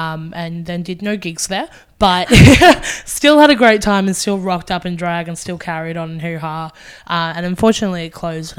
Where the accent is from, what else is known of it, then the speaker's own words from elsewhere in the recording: Gold Coast, Queensland, Australia; moved away as an adult; now in Brisbane, Australia; I'm from the Gold Coast initially as well.